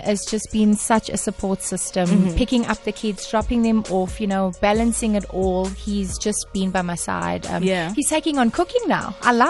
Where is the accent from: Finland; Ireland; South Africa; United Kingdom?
South Africa; Durban, KwaZulu-Natal; I will always be that girl from Wentworth, from Durban